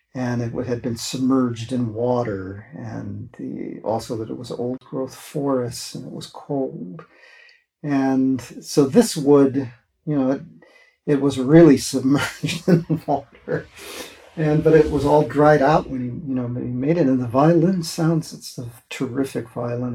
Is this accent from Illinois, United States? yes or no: no; Wisconsin, United States; moved away; I was from Wisconsin